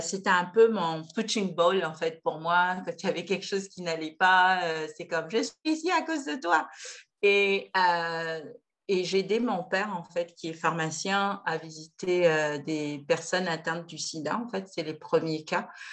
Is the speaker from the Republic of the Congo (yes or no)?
yes; Pointe-Noire, Republic of the Congo; je suis originaire du Congo-Brazzaville, donc euh, je suis née à Pointe-Noire, dans la ville maritime